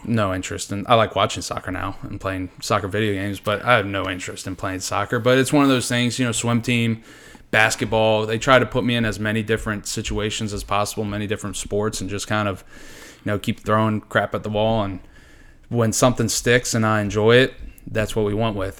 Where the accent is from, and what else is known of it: Hanover County, Virginia, United States; born or raised there